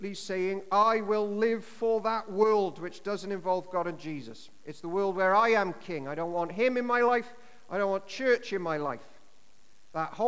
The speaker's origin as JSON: {"language": "English", "area": "Llanishen High", "region": "Wales", "country": "United Kingdom", "tie": "born or raised there", "said": "growing up in Tonaruin and Lanishan High"}